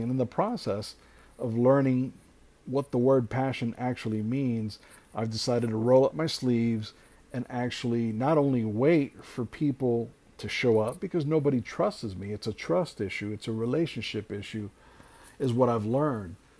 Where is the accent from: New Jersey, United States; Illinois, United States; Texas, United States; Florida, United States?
Florida, United States; Hialeah; I'm originally born and raised in Hialeah, which is South Florida